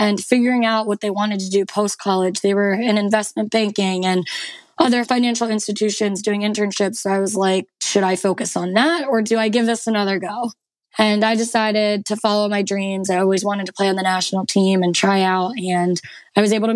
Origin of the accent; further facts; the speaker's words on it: outside Philadelphia, New Jersey, United States; I am from a small town in New Jersey, right outside of Philadelphia, about 15 minutes outside. So huge Philly sports fan. And I grew up in Morristown, New Jersey